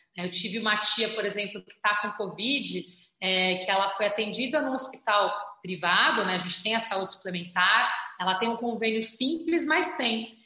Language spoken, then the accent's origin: Portuguese; São Paulo, Brazil; also born or lived in Alto de Pinheiros, São Paulo; eu nasci na Vila das Belezas, no Campo Limpo. Hoje eu moro em Alto de Pinheiros